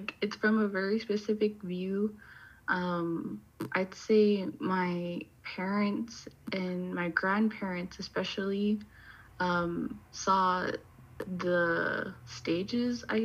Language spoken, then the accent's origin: English; Iqaluit, Nunavut, Canada; I am from Iqaluit, Nunavut, and I met Kate up here in the north